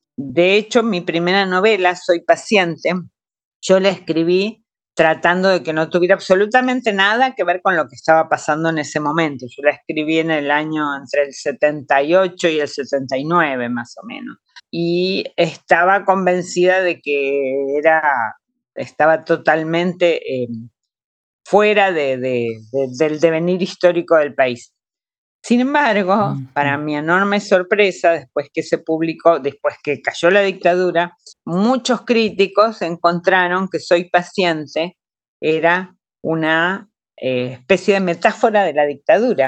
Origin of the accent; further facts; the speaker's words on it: Argentina; Mi país, Argentina, fue un país de acogida